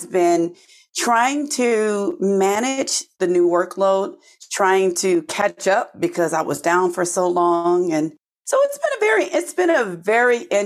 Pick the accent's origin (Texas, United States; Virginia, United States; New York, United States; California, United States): California, United States; Oakland; now in New Jersey, United States; I'm originally from Oakland, California, and here in the U.S., just all the way on the other side of the country from where I am now in New Jersey.